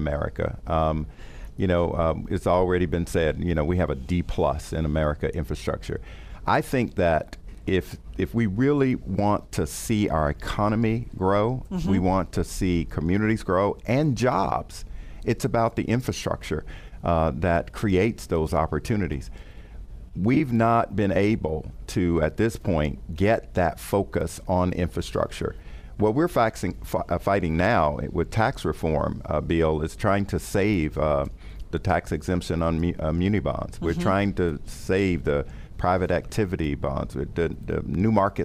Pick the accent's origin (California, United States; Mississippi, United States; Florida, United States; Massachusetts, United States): Florida, United States; I didn't grow up there, but I'm from Florida